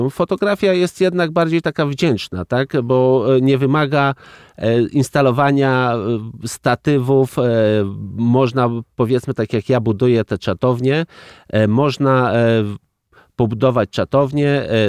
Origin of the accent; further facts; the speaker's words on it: Bug River valley, Poland; Ja wywodzę się z tamtych terenów, moi dziadowie mój e, tata, e, to są e, nadburzacy od powiedzmy wieków, bo pierwsza zmianka jest od 1640 roku, gdzie było umieszczone w, w jakiejś metryce